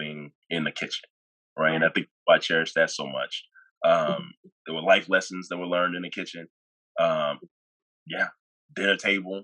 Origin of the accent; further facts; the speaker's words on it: Dallas–Fort Worth area, Texas, United States; also born or lived in Nigeria / Irving, Texas / Houston, Texas; I am a Nigerian. I was born in Nigeria and moved to the DFW area in 96. And I was pretty young then. So pretty much I grew up here